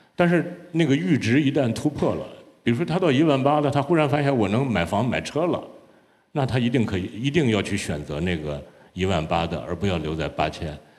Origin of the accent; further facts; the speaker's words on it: Hebei, China; 我是在河北的一个农村里头